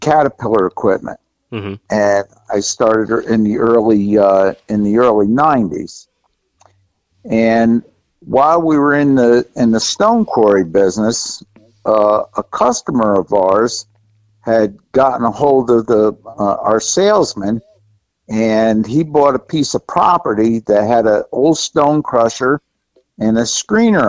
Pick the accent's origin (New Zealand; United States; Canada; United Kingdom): United States; Middletown, New York; I'm from Middletown, New York. I was born and raised here.